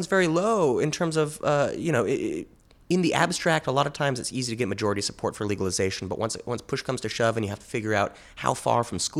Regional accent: Minneapolis, Minnesota, United States; now in Washington, United States; I was born in Minneapolis, so I have a lot of family there

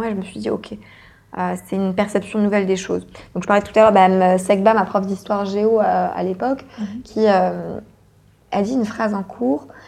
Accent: France; je suis française, mais je suis une française de l'étranger.

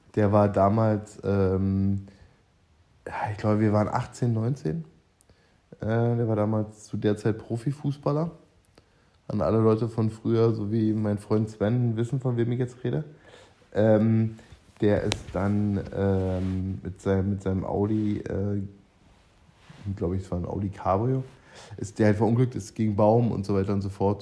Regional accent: East Germany, Germany; meine DDR-Vergangenheit

